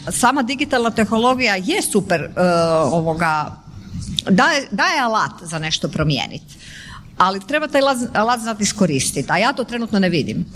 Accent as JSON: {"language": "Croatian", "town": "Vinkovci", "region": "Vukovar-Syrmia County", "country": "Croatia", "said": "kod nas u Vinkovcima, pošto sam ja originalno išla u Vinkovcu u srednju školu"}